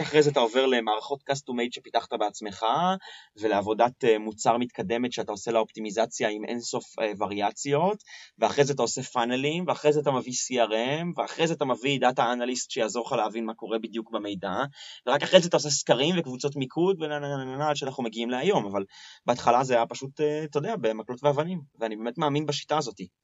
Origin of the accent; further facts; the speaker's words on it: Tel Aviv, Tel Aviv District, Israel; כי תל אביבי